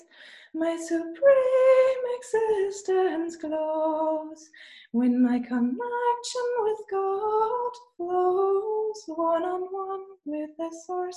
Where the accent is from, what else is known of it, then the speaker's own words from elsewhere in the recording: Rostock, Mecklenburg-Vorpommern, Germany; English is a second language; now in Leipzig, Germany; I am from the Baltic Sea, but it's Germany.